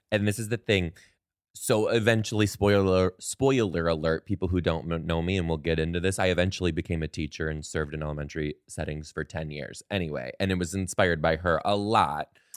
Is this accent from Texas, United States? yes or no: no; Detroit, Michigan, United States; I am originally from Detroit, Michigan, born in Detroit, Michigan, raised in the outskirts